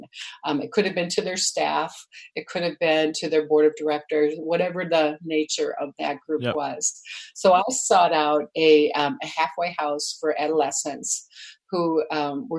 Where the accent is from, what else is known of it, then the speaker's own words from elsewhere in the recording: Illinois, United States; moved away as an adult; also born or lived in Milwaukee, Wisconsin; I grew up in Illinois, but I was married to this guy in Milwaukee, so that was my market